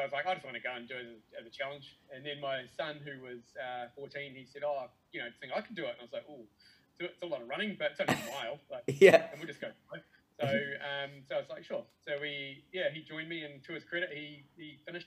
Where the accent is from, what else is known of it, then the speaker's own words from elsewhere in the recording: Timaru, Canterbury, New Zealand; now in Tauranga, New Zealand; I live in Tauranga in the North Island. I grew up in Timaru though.